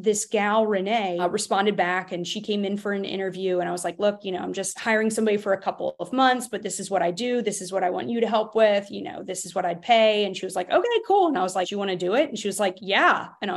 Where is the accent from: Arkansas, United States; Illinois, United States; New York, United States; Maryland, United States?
Maryland, United States; Baltimore; moved away as an adult; now in Raleigh, United States; I was new to Raleigh, and I was born and raised in Baltimore, Maryland.